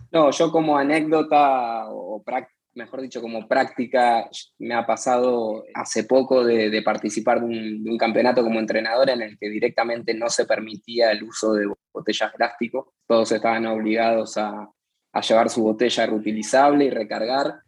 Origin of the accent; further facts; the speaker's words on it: Argentina; como, argentino y, sudamericano